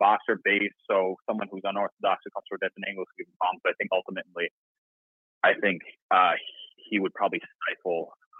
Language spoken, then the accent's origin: English; New York, United States; As a New Yorker myself